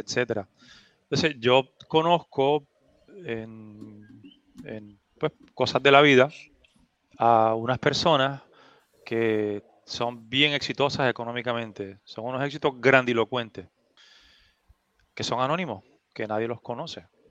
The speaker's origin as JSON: {"language": "Spanish", "town": "Adjuntas", "country": "Puerto Rico", "tie": "born or raised there", "said": "un campo de adjuntas, mi pueblo"}